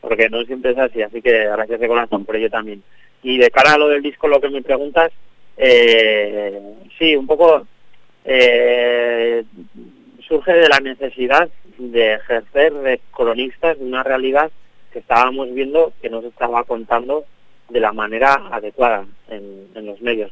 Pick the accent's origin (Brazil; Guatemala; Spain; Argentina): Spain; Navarre; somos una banda de Navarra